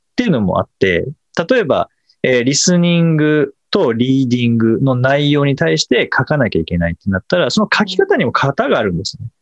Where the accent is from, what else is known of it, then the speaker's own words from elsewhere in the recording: Kanagawa, Japan; 実家神奈川ですけど、神奈川でもたまに雪、はい、子供の頃は雪が降って